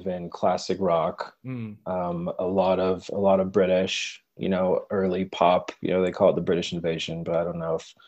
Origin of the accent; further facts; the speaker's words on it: United States; also born or lived in Colorado / New Mexico; growing up in Colorado and in New Mexico